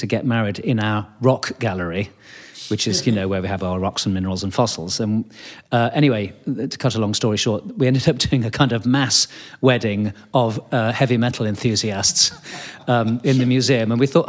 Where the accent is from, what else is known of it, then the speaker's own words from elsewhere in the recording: United Kingdom; I think it's partly to do with kind of being British and being polite.